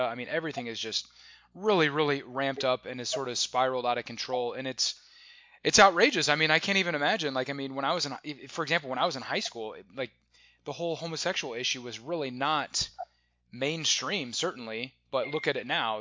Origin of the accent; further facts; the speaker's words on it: Omaha, Nebraska, United States; moved away; also born or lived in California; I grew up in Omaha, Nebraska